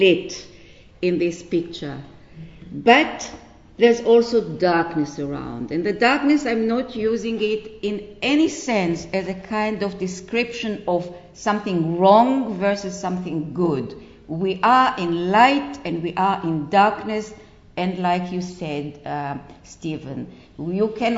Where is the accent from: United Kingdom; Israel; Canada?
Israel; I come from Israel. And it's a very, very disturbed place.